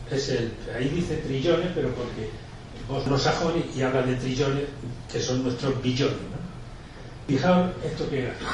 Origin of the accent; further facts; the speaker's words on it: Argentina; Como vengo de Argentina, os he traído una hermosa viñeta del grandísimo Quino